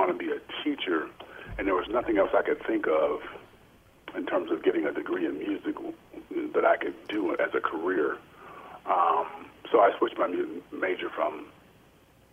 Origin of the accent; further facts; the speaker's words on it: Lansing, Michigan, United States; I am originally from Lansing, Michigan, and graduated from Everett High School